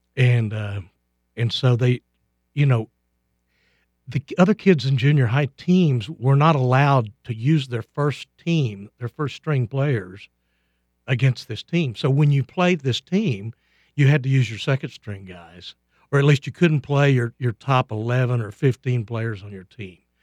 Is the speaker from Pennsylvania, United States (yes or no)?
no; Lubbock, Texas, United States; we grew up in Lubbock, and, and really, Lubbock is not that big